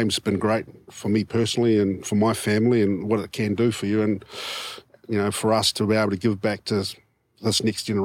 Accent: Wellington, New Zealand; I'm from Wellington

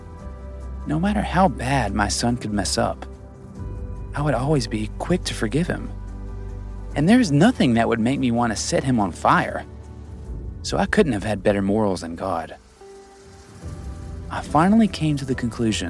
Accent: the Bible Belt, United States; growing up in the Bible Belt

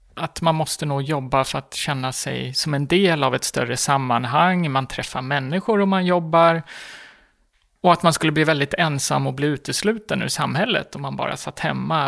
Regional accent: Gotland, Sweden; moved away as an adult; also born or lived in Stockholm; jag kommer från Gotland där det är ganska normalt att man kanske har en två, tre barn vid 25 års ålder

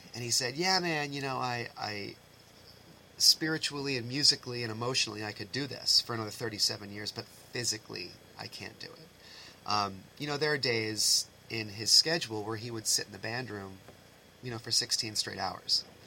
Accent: East Bridgewater, Massachusetts, United States; I came from East Bridgewater, um, which was a great program

